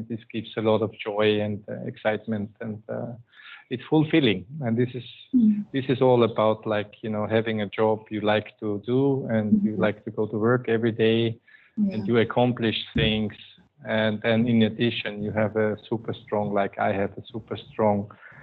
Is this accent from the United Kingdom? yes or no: no; Austria; first language German; English is a second language; moved away as an adult; now in Manila, Philippines; Indicates already that I am a German-speaking person. I'm coming from Austria